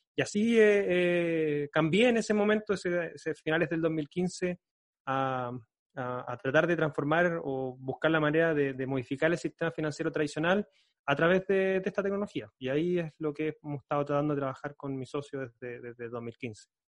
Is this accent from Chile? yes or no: yes; Concepción, Biobío, Chile; yo soy de Concepción, queda como a 5 o 6 horas de viaje en, en, en, auto.